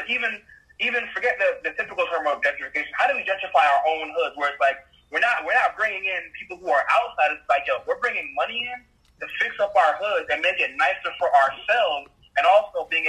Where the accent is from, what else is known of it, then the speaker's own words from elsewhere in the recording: Jamaica; moved away; me being Jamaican, in Jamaica, like, we are, so in Jamaica, you call your house your yard